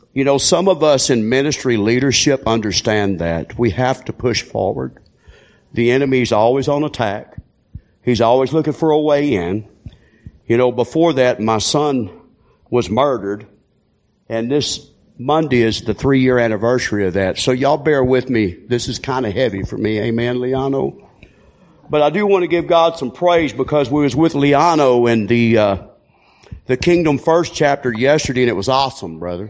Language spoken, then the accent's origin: English; Texas, United States; I'm from Texas